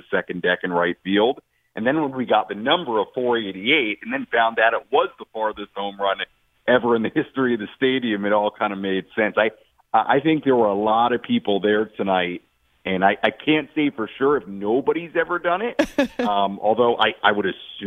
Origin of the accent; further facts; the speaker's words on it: New York, United States; now in San Diego, United States; I grew up in New York and went to lots of Mets playoff games as a fan